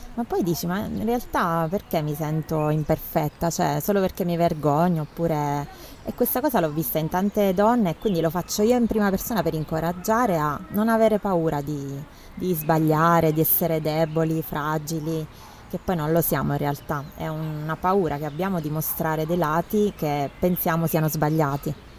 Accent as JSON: {"language": "Italian", "town": "Teramo", "region": "Abruzzo", "country": "Italy", "tie": "born or raised there", "said": "sono nata a Teramo"}